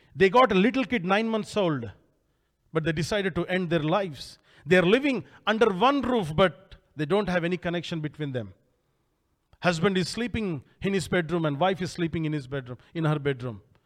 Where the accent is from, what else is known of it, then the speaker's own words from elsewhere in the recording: India; I came all the way from India